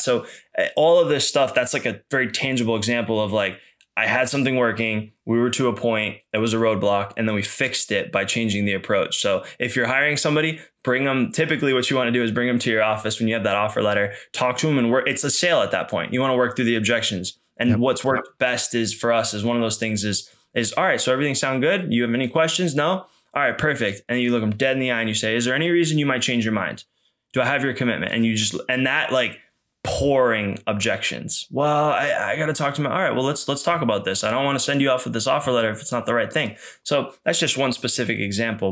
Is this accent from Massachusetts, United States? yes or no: yes; outside of Boston, Massachusetts, United States; I grew up outside of Boston